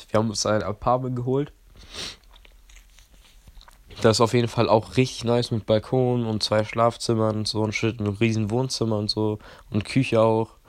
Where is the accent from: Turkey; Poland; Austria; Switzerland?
Poland; now in Germany; Weil ich komme ja ursprünglich aus Polen. Meine Mom und mein Dad kommen beide aus äh, Stettin.